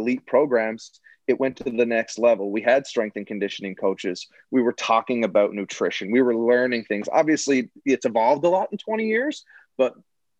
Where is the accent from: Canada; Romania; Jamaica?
Canada; Mount Pearl, Newfoundland and Labrador; I grew up in Mount Pearl